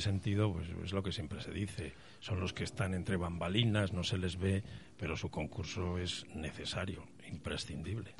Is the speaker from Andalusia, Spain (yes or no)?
no; Palencia, Castile and León, Spain; accent: Castellano viejo; now in Madrid, Spain; Yo nací en Palencia y mis primeros pasos los di allí